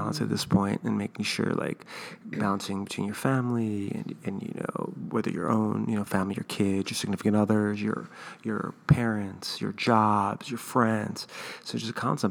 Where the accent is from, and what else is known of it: Baltimore, Maryland, United States; born or raised there; moved away as an adult; now in New York, United States